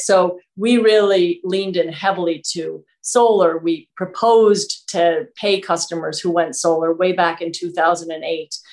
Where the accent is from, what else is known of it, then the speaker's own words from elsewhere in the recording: New York City, New York, United States; moved away as an adult; now in Vermont, United States; I grew up right in Manhattan